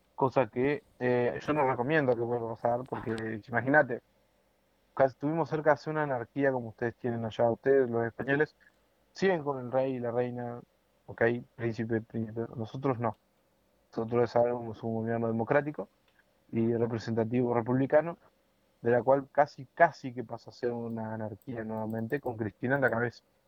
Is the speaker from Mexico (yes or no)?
no; Argentina; Me cuesta dejar mi país porque es un país que yo, cuando era muy chico, conocí una parte que ahora ya no existe.